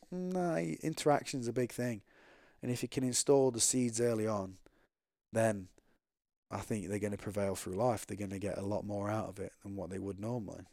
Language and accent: English; England, United Kingdom; I'm from England